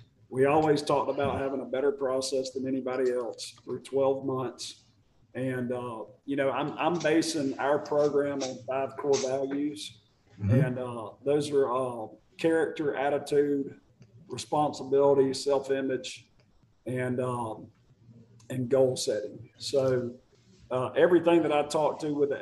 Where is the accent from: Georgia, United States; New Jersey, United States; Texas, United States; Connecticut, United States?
Georgia, United States; Marietta; I'm from Marietta